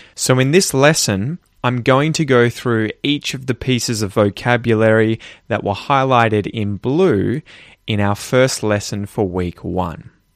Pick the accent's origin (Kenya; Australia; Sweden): Australia; I grew up in Australia